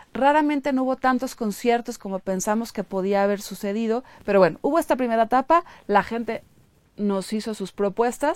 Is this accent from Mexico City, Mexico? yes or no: yes; Mexico City, Mexico; los chilangos estamos trabajando todo el tiempo